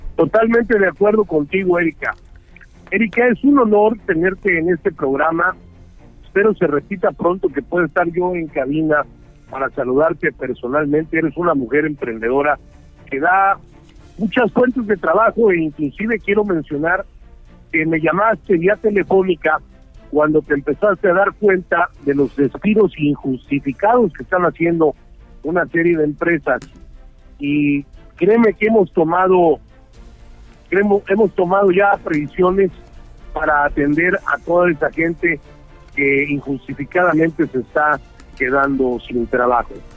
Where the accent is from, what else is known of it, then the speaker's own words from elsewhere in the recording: Mexico; Son mexicanos como yo